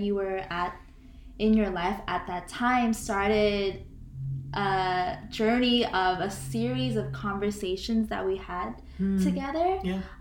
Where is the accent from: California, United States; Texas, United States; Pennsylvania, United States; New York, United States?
California, United States; Bay Area; in terms of my Christian background, I grew up um, in the Southern Baptist Korean American Church in the Bay Area. And currently, I still do identify as a Christian